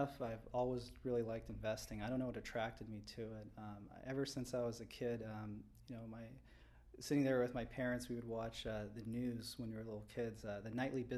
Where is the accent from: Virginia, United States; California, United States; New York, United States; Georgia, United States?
California, United States; Southern; moved away as an adult; now in Chicago, United States; I grew up out here in Southern California